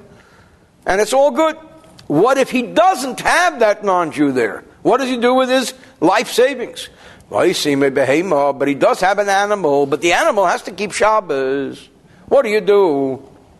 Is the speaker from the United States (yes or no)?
yes; New Jersey, United States; I'm from New Jersey.